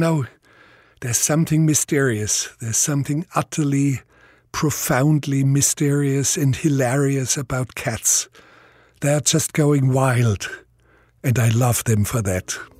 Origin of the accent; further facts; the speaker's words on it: Bavaria, Germany; accent: Bavarian; first language Bavarian dialect; English is a second language; my first language was Bavarian dialect